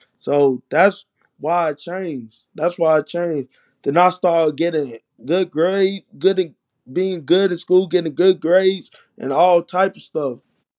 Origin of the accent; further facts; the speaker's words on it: United States; I grew up in Uptown. Uptown is like not like a regular place, but it's like the hood, you feel me?